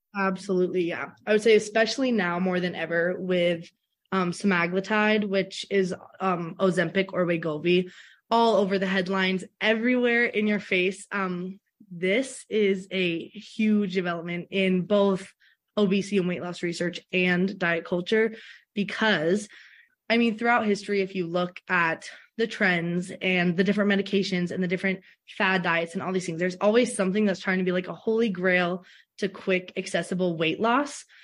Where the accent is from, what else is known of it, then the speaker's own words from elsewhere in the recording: Philadelphia, Pennsylvania, United States; also born or lived in Alabama; now in Minnesota, United States; I was in Alabama before doing my undergrad, but I'm originally from Philadelphia.